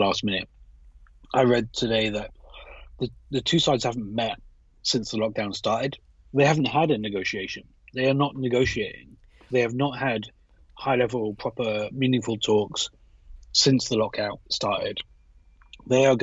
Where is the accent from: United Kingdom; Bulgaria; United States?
United Kingdom; accent: British; with my British accent